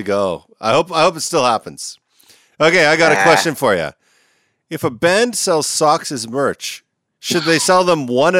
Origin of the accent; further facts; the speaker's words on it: Canada; moved away as an adult; now in United States; I'm kind of new to the U.S. I've only lived here for about 2 years. I'm originally from Canada.